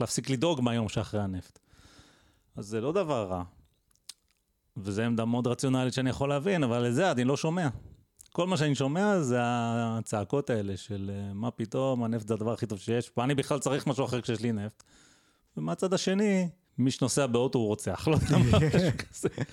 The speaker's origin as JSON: {"language": "Hebrew", "country": "Israel", "said": "בתור ישראלי"}